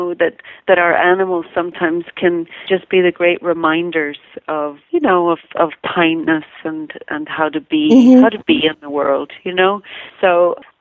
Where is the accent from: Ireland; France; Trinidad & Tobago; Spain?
Ireland; now in Malibu, United States; I, of course, am also born and raised in Ireland